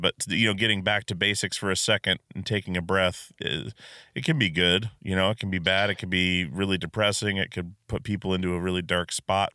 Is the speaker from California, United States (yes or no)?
no; Alaska, United States; I grew up in Alaska